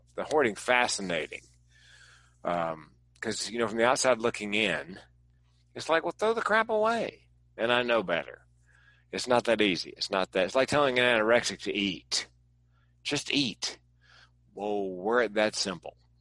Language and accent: English; East Coast, United States; now in West Coast, United States; I grew up on the East Coast and I live on the West Coast